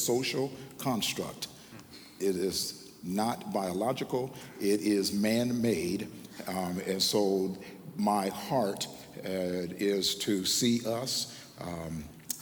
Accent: Tacoma, Washington, United States; I'm from Tacoma, Washington

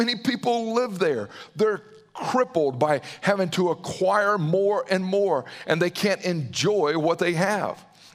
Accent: Southern, United States; accent: Southern; with my Southern accent

